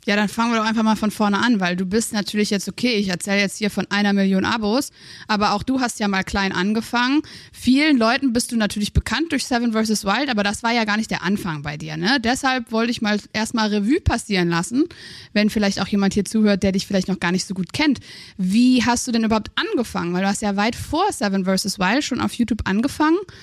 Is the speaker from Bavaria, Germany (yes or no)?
no; Aachen, North Rhine-Westphalia, Germany; Ich bin aus Aachen